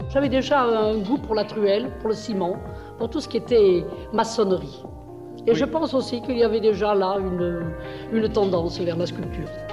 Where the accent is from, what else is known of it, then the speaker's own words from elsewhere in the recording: Montpellier, Occitania, France; also born or lived in Grans, Provence; je suis née en Provence, dans un tout petit village, Grance, qui est entre Miramas et Salon, j'ai été en nourrice dans, dans ce qu'on peut appeler l'accro. Et puis, je, nous sommes venus à Montpellier